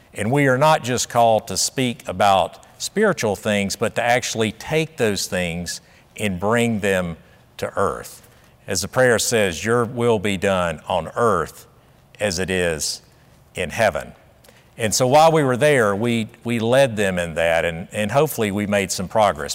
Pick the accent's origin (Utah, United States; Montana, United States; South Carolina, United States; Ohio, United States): South Carolina, United States; I grew up in South Carolina in the nineteen sixties